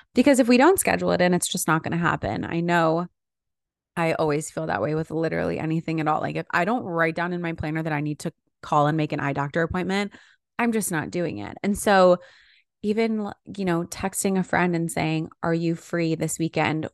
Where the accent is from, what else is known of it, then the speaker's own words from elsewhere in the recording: New York area, United States; now in Los Angeles, United States; I'm from the New York area, and so many of my friends still live there.